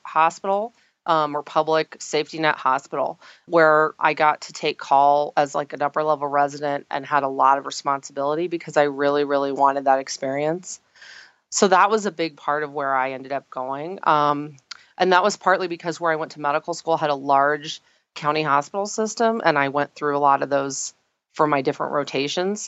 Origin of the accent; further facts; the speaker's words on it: Tulsa, Oklahoma, United States; moved away; I actually am originally from Oklahoma, which has a very large osteopathic presence. And I'm from Tulsa